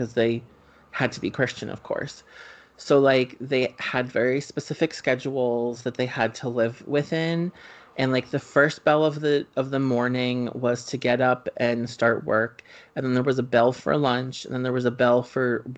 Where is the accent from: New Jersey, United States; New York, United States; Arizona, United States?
New Jersey, United States; Springfield; Ashley and I grew up in Springfield, New Jersey